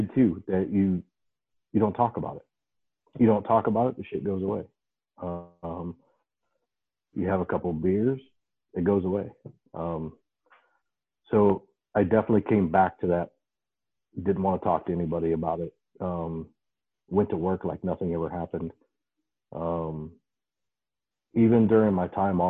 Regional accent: Ohio, United States; the house I grew up in Ohio, there were train tracks behind the yard

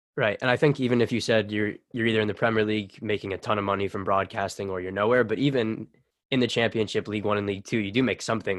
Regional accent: United States; being American

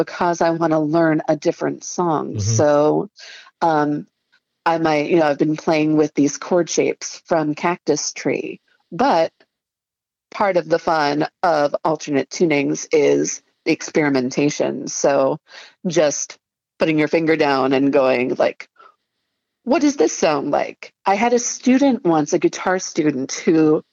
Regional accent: Frederick, Maryland, United States; moved away as an adult; also born or lived in Baltimore, Maryland; now in Chicago, United States; I grew up in Frederick and then went to school in Baltimore and spent like, yeah, the first 20 some years of my life in Maryland

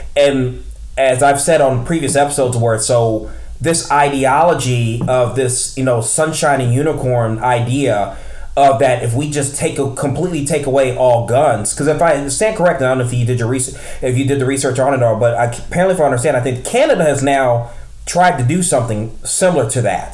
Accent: Midwest, United States; I'm from the Midwest. I'm from one of the largest towns we're in in the United States

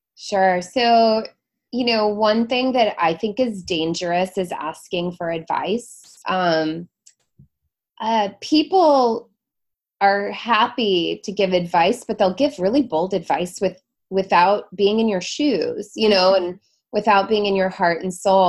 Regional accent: Seattle, Washington, United States; moved away as an adult; also born or lived in Florida / San Diego; now in New York City, United States; I'm from Seattle originally, born and raised

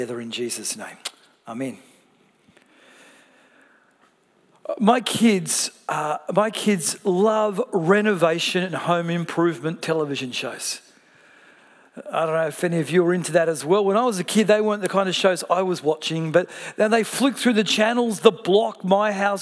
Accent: Melbourne, Victoria, Australia; I come from Melbourne

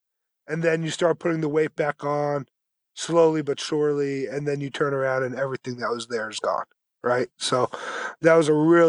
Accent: New Jersey, United States; also born or lived in Brooklyn, New York; so I was born in Brooklyn, grew up in New Jersey, went to college in Mass

